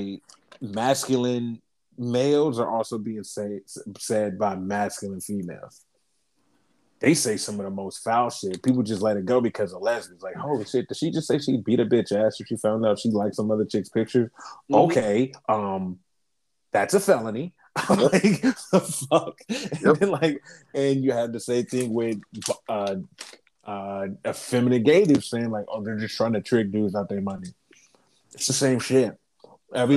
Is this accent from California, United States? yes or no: no; Columbus, Ohio, United States; we're from Columbus.